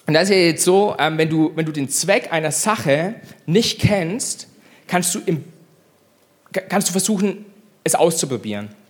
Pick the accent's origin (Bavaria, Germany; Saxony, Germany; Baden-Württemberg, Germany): Bavaria, Germany; ich bin Franke, ich liebe Franken.